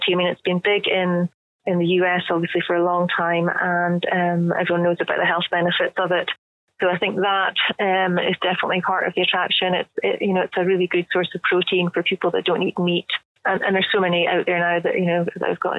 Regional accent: Scotland, United Kingdom; me being Scottish

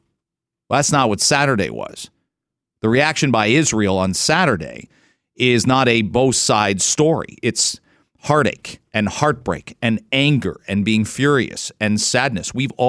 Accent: Canada; I'm Canadian, but you're going to tell me that I can't bring somebody that's that special to me.

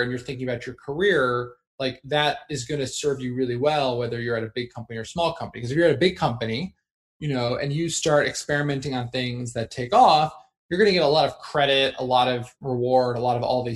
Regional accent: New Jersey, United States; I grew up in New Jersey.

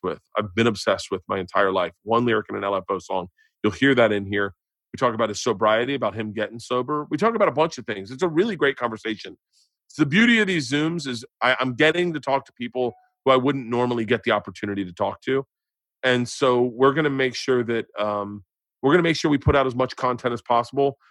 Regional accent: Tampa, Florida, United States; I grew up in Tampa.

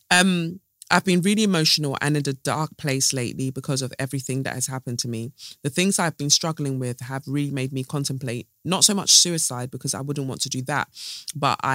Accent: London, Ontario, Canada; I'm from London, Ontario, Canada. Um, my parents are from Eritrea.

